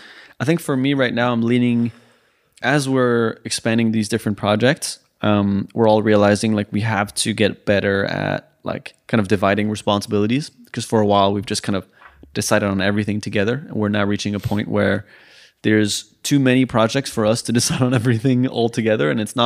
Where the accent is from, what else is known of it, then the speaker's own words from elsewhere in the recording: France; also born or lived in Sweden; I grew up in also in France and Sweden, so I might know the word in French or Swedish